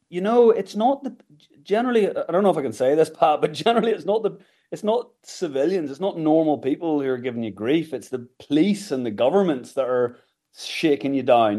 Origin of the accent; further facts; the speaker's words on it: Kilkeel, Northern Ireland, United Kingdom; moved away as an adult; also born or lived in Galway / England / United States; I grew up in Kilkeel County Down